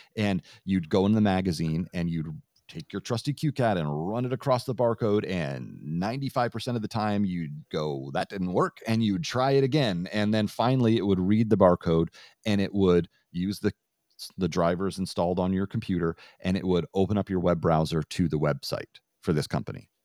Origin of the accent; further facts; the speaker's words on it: Vermont, United States; growing up in Vermont